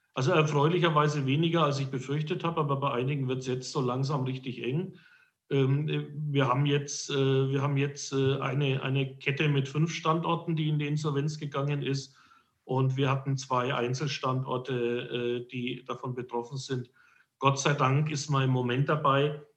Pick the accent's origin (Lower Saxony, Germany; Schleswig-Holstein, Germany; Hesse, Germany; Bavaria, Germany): Bavaria, Germany; Herzogenaurach; ich bin gebürtiger Herzogenaurach